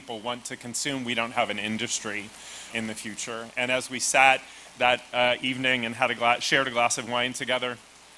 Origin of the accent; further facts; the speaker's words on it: Santa Rosa, California, United States; Santa Rosa, which is my hometown